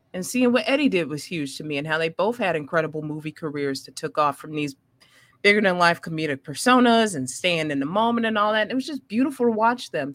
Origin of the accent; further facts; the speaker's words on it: Maywood, Illinois, United States; I'm from the mud, I'm from Maywood, Illinois